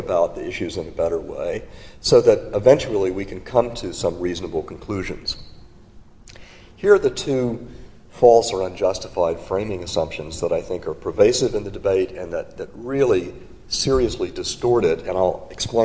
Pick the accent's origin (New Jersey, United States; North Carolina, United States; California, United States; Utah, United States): North Carolina, United States; in my home state of North Carolina